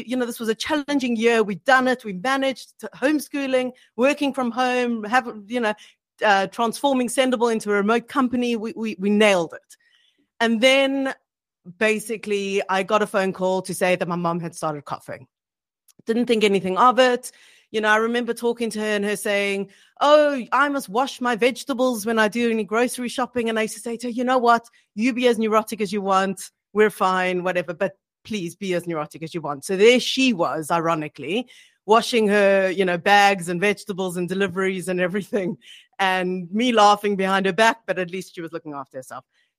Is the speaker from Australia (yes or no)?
no; South Africa; moved away as an adult; now in United Kingdom; so Gavin and I moved from South Africa, our families were in South Africa, and we were based in the UK.